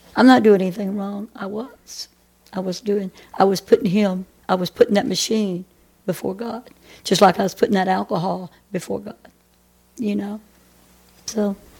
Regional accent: Athens, Texas, United States; also born or lived in Grand Prairie, Texas; now in Murchison, United States; I was raised down here in Athens

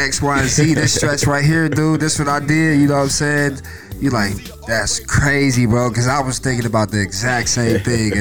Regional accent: Cincinnati, Ohio, United States; I'm from Cincinnati

